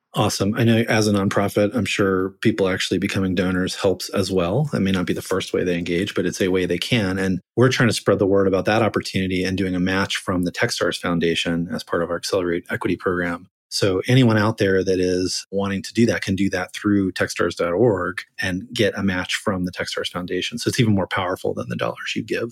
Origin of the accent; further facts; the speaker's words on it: Florida, United States; I'm from Florida, which is almost in the South